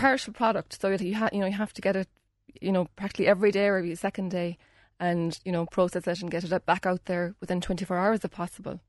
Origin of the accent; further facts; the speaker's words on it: Union Hall, Munster, Ireland; I'm from Union Hall